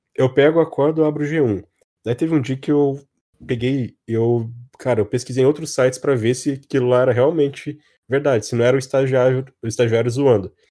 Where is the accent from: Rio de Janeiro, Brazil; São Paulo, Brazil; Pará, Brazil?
São Paulo, Brazil; Cruzeiro; now in Taubaté, Brazil; Eu nasci em Cruzeiro, que é uma cidadezinha pequenininha